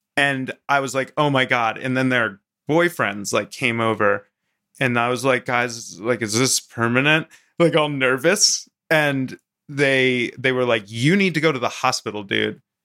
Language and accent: English; Maryland, United States; moved away; also born or lived in Vermont; I grew up in Maryland on the Mason-Dixon line and then moved up to Vermont